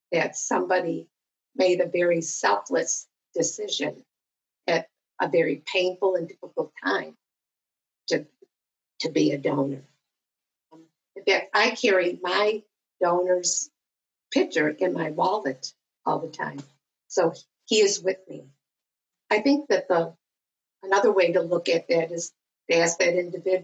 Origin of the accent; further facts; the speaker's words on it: Western New York, United States; I'm from Western New York. I was born and raised here.